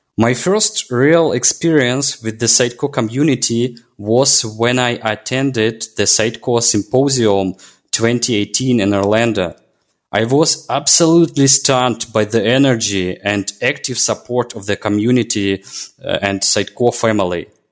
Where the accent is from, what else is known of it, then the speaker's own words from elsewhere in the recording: Belarus; I'm from Belarus